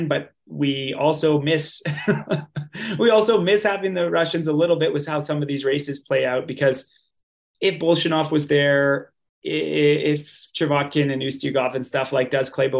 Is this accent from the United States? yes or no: no; Canada; as a Canadian